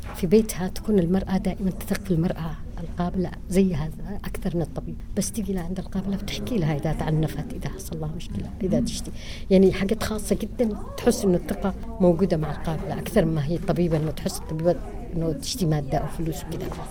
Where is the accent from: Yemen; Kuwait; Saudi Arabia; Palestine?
Yemen; عندنا في اليمن ما في كامبس